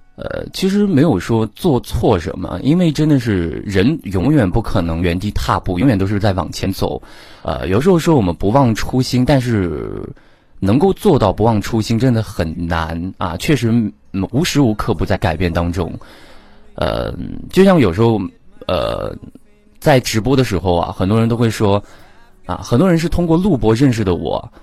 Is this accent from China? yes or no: yes; Chuzhou, Anhui, China; 我是安徽滁州的